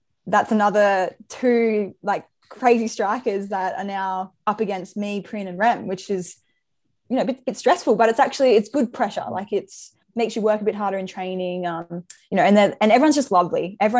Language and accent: English; Brisbane, Queensland, Australia; moved away as an adult; also born or lived in Victoria / Melbourne / Newcastle; now in Sydney, Australia; I grew up in Brisbane, but I was born in Victoria. So I would say I'm from Brisbane